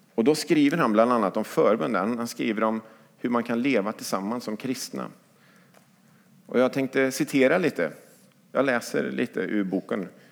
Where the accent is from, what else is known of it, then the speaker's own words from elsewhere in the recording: Lidköping, Västra Götaland, Sweden; now in Skövde, Sweden; i Lidköping, där jag växte upp